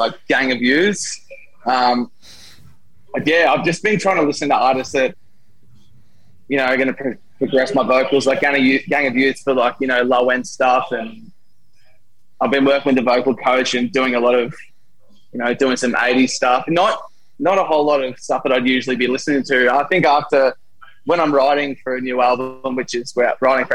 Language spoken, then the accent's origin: English; Sale, Victoria, Australia; also born or lived in Melbourne; now in Sale, Australia; I'm from Sale